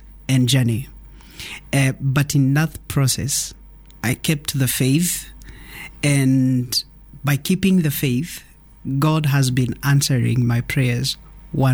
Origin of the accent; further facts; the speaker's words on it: Nairobi, Kenya; also born or lived in Naivasha, Kenya; I'm born in Nairobi, raised partially in Nairobi and partially in Naivasha